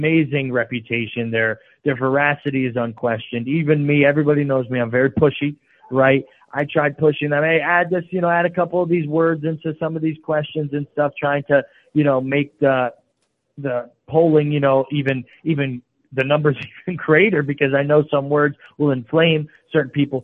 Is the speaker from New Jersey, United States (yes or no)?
no; New York, United States; my home state of New York. Even there in upstate New York